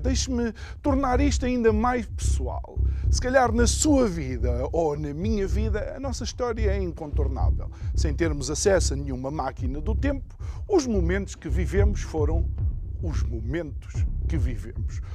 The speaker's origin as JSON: {"language": "Portuguese", "country": "Angola", "said": "eu sou angolano, filho de angolano"}